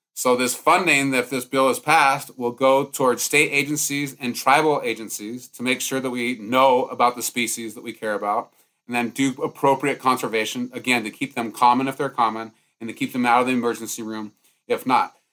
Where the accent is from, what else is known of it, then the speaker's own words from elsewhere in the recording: Montana, United States; I'm growing up in Montana